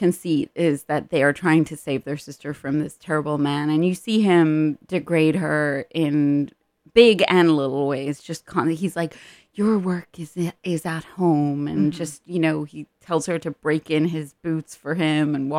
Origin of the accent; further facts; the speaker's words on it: Ireland; moved away; I'm Irish